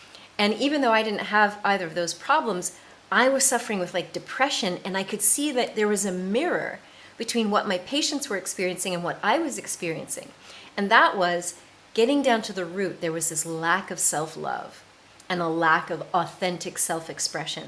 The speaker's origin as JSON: {"language": "English", "country": "United States", "also_born_or_lived": "south of France", "moved": "as an adult", "lives_now": "France", "said": "I am an American, and I live in the south of France"}